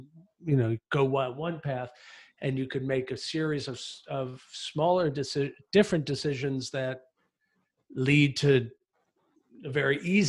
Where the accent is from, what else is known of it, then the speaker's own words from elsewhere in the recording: United States; now in Athens, Greece; I'm an American